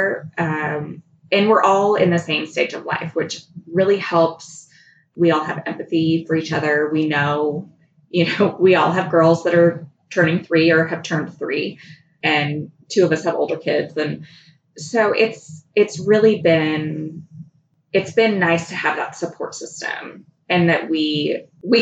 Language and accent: English; Fort Collins, Colorado, United States; moved away as an adult; also born or lived in California / Hot Springs Village, Arkansas; I grew up in Colorado in Fort Collins, and I lived there until I was graduated from high school.